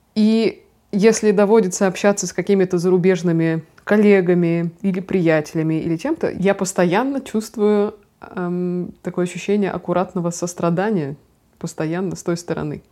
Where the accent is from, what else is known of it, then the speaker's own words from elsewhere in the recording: Russia; Я там одна была из России